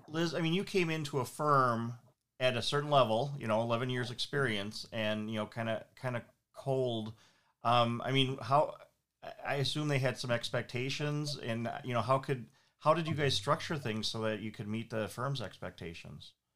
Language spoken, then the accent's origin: English; Saint Paul, Minnesota, United States; I had the advantage of growing up here, and so I grew up in St. Paul